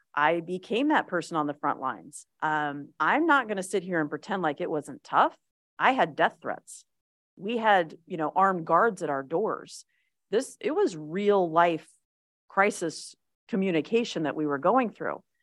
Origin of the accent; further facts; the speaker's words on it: Las Vegas, Nevada, United States; I am a native. I was born in Las Vegas